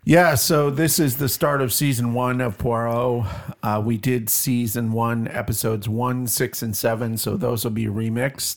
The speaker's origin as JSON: {"language": "English", "country": "Canada", "moved": "yes", "lives_now": "Bloomington, United States", "said": "I'm Canadian"}